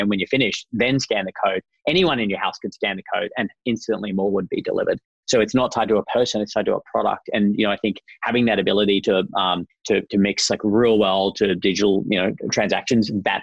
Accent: Australia; I am Australian, as you can hear

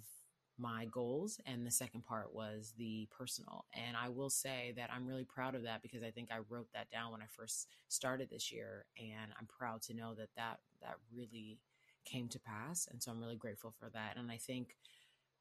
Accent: Houston, Texas, United States; I'm from Houston

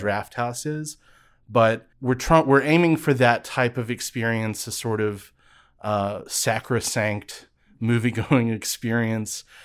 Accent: Birmingham, Alabama, United States; I grew up in Birmingham. I wasn't born in Birmingham

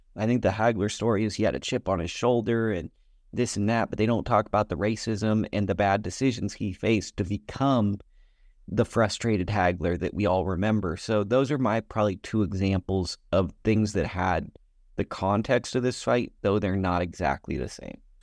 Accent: United States; I'm an American

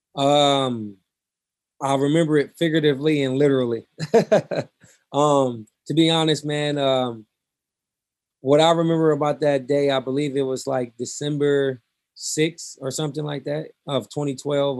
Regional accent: Omaha, Nebraska, United States; growing up in North Omaha

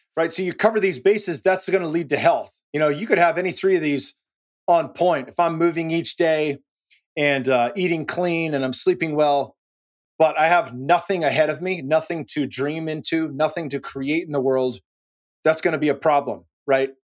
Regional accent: Silicon Valley, California, United States; now in Austin, United States; I'm born and raised in the Silicon Valley

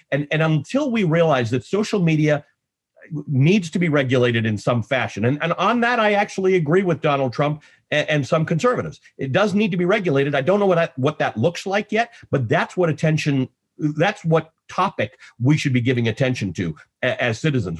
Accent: Canada; also born or lived in Nairobi, Kenya; now in United States; I'm, I'm Canadian

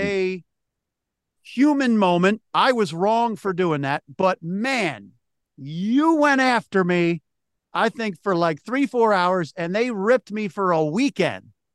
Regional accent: Philadelphia, Pennsylvania, United States; right back in my hometown in Philly

